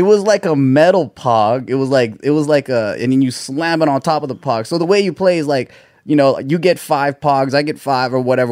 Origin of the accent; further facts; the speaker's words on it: Gardena, California, United States; it's a little city called Gardena.